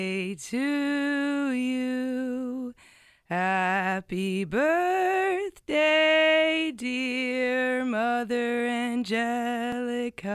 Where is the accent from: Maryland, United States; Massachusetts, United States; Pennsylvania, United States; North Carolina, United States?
Maryland, United States; Potomac; moved away as an adult; also born or lived in Nashville, Tennessee / Grants Pass, Oregon / Eugene, Oregon; now in Portland, United States; I grew up in Potomac, Maryland, right outside Washington, D.C.